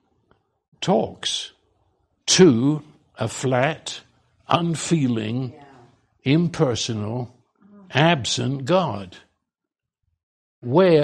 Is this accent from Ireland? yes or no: no; United Kingdom; I'm Brit.